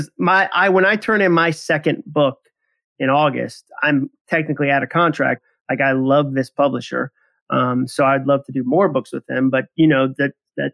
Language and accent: English; Massachusetts, United States; I grew up in Massachusetts